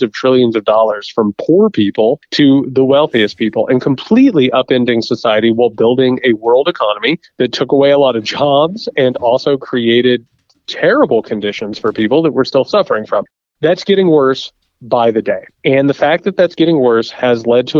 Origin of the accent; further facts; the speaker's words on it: Indiana, United States; Indiana, my home state